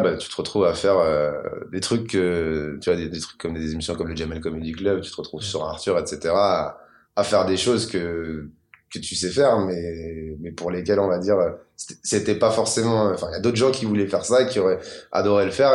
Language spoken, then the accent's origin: French; Maisons-Alfort, Île-de-France, France; J'ai 34 ans et j'ai grandi à maison fort dans le Val-de-Marne